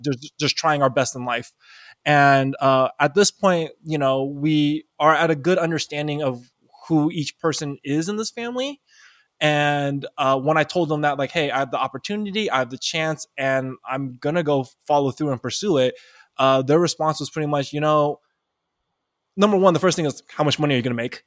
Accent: East Bay, Bay Area, California, United States; I grew up, even though I grew up in the Bay Area, I grew up in a, like, in the very deep East Bay part where there really wasn't a lot of Asians.

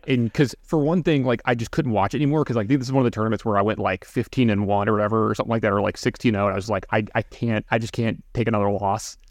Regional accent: Baton Rouge, Louisiana, United States; I'm from Baton Louisiana

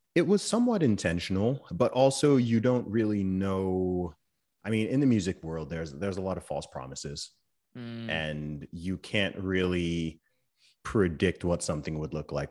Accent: England, United Kingdom; I'm from England

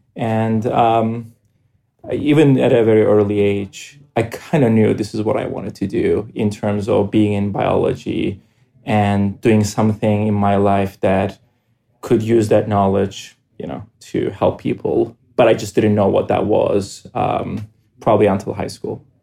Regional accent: Cyprus; moved away as an adult; now in United States; I grew up in Cyprus

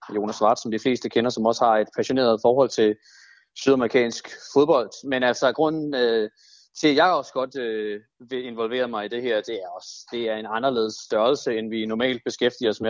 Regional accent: Denmark; som, som danskere, på den måde, man udtaler det på

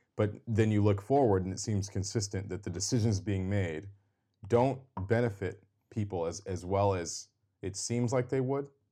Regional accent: Seattle, Washington, United States; we're both from Seattle, greater Seattle area

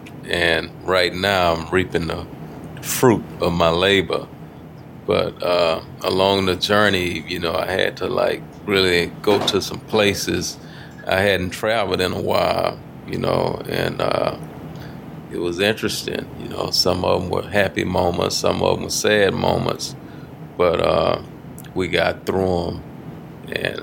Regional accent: Houston, Texas, United States; growing up in Fifth Ward, you know, walking to school

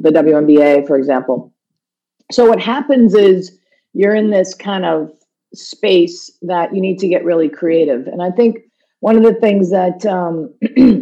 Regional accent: United States; moved away as an adult; now in Toronto, Canada; I'm an American

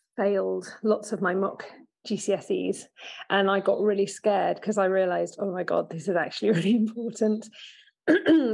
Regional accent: Oxford, South East England, United Kingdom; I grew up in Oxford

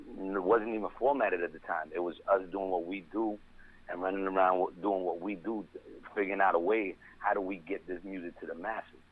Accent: New York City, New York, United States; moved away as an adult; also born or lived in Spanish Harlem, Manhattan / Throggs Neck, Bronx; now in Jacksonville, United States; I'm from the Bronx, man. Born and raised in the Bronx, man. Um, didn't leave the Bronx at a young age, man. Left the Bronx at a, at a, at an older age

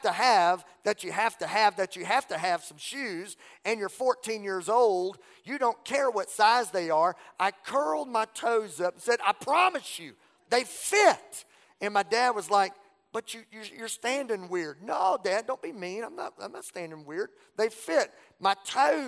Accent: Southwest Louisiana, United States; growing up in Southwest Louisiana, we didn't have a mall

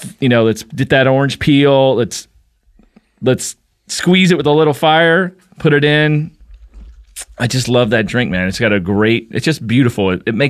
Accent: Kentucky, United States; I'm from Kentucky.

